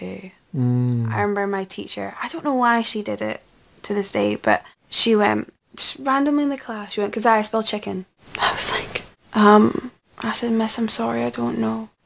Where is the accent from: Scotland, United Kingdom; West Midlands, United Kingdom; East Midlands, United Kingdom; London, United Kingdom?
Scotland, United Kingdom; we're Scottish as well, so speaking fast is kind of the norm.